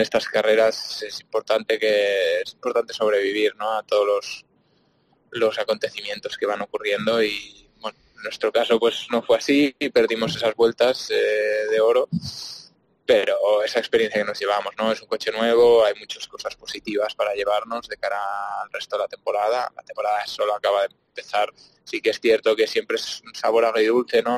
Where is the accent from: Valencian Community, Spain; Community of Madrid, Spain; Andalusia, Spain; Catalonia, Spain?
Catalonia, Spain; Barcelona; yo soy de Barcelona